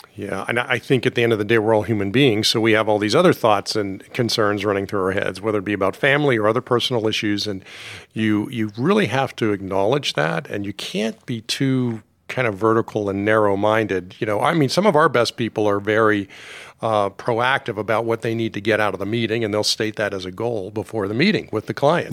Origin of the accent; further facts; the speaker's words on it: Pittsburgh, Pennsylvania, United States; also born or lived in Washington, D.C.; I grew up mostly in Pittsburgh, lived in Washington, D C at various times in my life when I was a really young guy, and, um, and then, uh, high school and formative years were in Pittsburgh